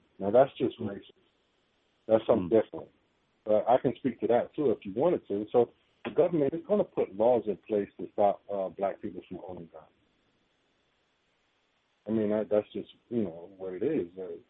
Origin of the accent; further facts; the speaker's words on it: Washington, District of Columbia, United States; now in San Diego, United States; I live in San Diego now. I'm from Washington, D.C.